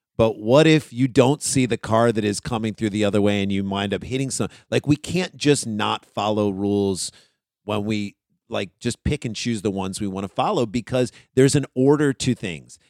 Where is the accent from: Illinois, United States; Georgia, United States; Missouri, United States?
Missouri, United States; St. Louis; we're from Saint Louis